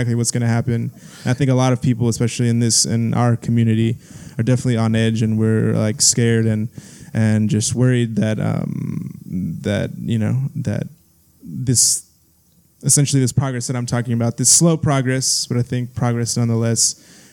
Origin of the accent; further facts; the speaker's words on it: Texas, United States; now in San Jose, United States; we're from Texas